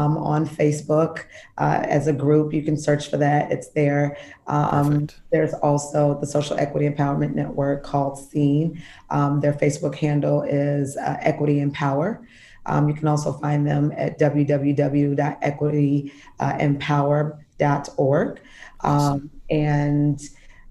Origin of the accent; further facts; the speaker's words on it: Kansas City, Missouri, United States; moved away as an adult; now in Chicago, United States; I'm originally from Kansas City, Missouri, a veteran of the United States Navy, and have been living in Chicago, Illinois for over 20 years now